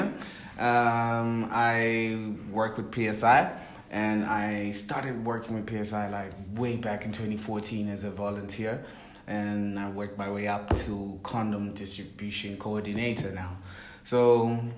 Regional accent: Eswatini; Born and raised in Eswatini

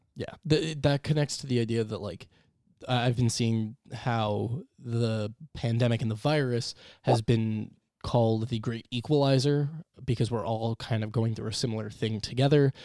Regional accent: New York, United States; we are from New York

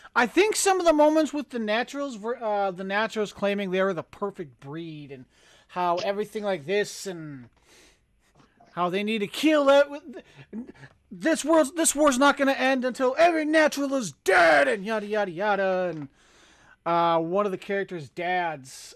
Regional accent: United States; I'm American

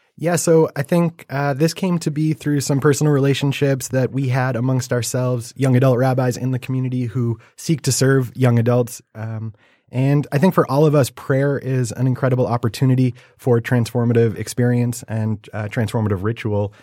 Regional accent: North Shore of Massachusetts, United States; also born or lived in Los Angeles; now in Detroit, United States; I am from the North Shore of Massachusetts

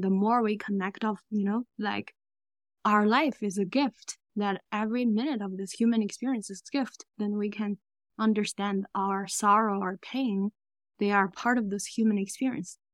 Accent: China; moved away; I grew up in China.

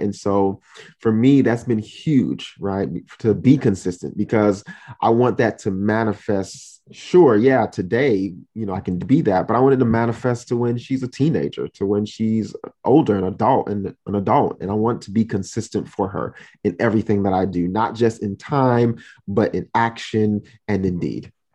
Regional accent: Miami, Florida, United States; I'm originally from Miami, Florida, but I am of Haitian descent

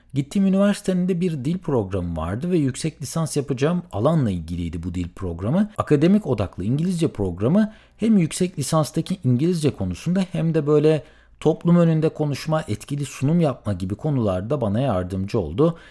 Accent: Söke, Aydın, Turkey; moved away as an adult; ben tüm hayatımı Aydın Söke'de geçirdiğim için

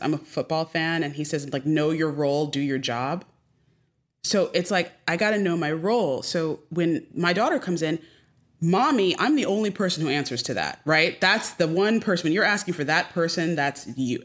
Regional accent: Westport, Connecticut, United States; now in Los Angeles, United States; I grew up in Westport, Connecticut

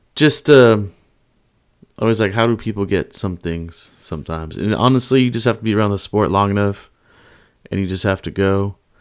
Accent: the Bay Area, California, United States; I'm from the Bay, all Bay, all day.

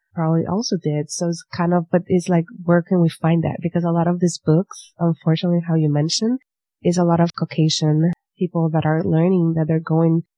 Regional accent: Puerto Rico; I was raised and born and raised in Puerto Rico

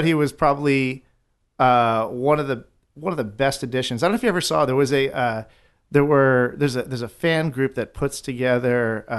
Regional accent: New Jersey, United States; I grew up in on the Jersey Shore.

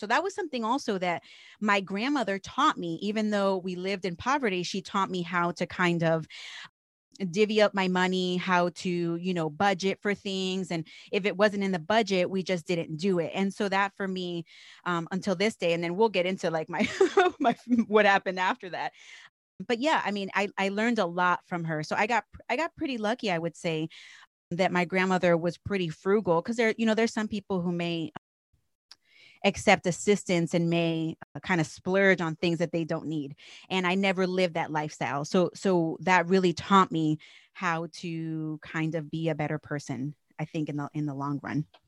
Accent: New Jersey, United States; I'm from New Jersey, born and raised. So, I'm a Jersey girl

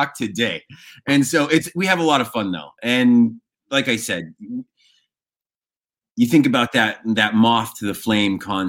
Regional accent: Oregon, United States; moved away as an adult; born and raised in Oregon. I only left when I joined the military.

